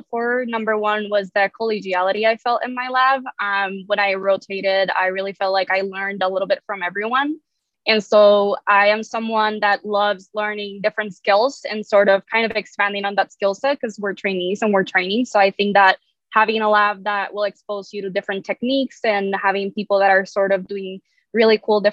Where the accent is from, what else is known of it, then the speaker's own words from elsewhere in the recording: San Juan, Puerto Rico; moved away as an adult; also born or lived in Boston; now in Memphis, United States; I am originally from San Juan, Puerto Rico. That's where I grew up.